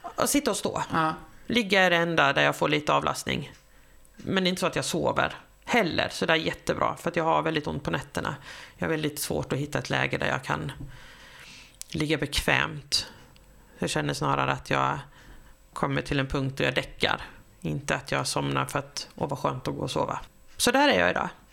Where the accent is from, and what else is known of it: Sweden; also born or lived in Australia